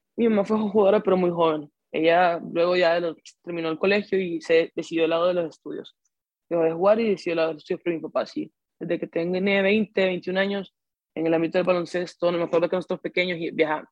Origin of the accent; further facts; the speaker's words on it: Honduras; al ser hondureño